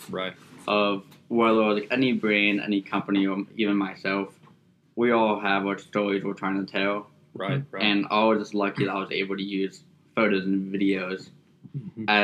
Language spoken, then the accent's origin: English; Fort Lauderdale, Florida, United States; All right, so I was born and raised in Fort Lauderdale, and my family's actually from the Bahamas. So I've pretty much been on the water my whole life, through and through.